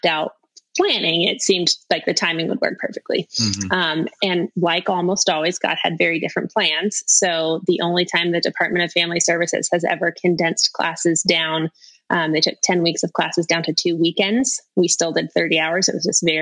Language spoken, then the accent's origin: English; Las Vegas, Nevada, United States; I'm from Las Vegas